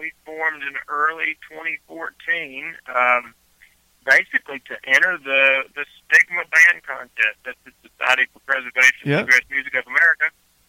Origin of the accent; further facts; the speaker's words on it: Southside Virginia, United States; moved away; I am from Virginia, okay. Originally, from the south side region of Virginia.